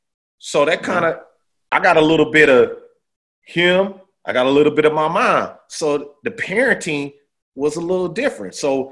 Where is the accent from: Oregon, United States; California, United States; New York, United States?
California, United States; Oakland; I was growing up in Oakland.